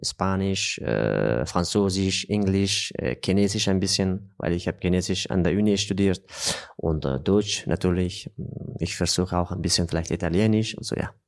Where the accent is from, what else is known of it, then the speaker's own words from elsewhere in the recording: Afghanistan; German is a second language; also born or lived in Austria / Southern France; now in France; in Afghanistan, in meinem Heimatland